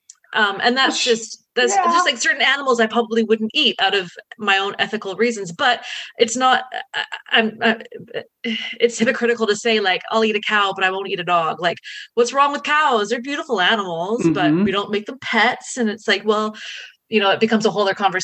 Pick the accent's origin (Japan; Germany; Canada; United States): Canada; I am Canadian